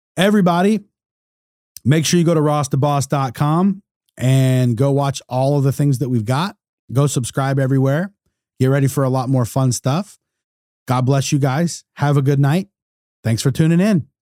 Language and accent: English; United States; as an American